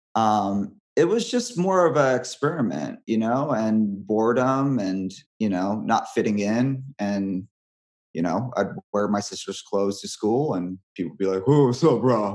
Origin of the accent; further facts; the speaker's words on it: Hawaii, United States; moved away; I'm from Hawaii